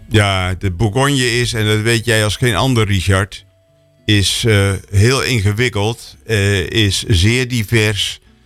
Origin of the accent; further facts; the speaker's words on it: Netherlands; ik ben een Nederlander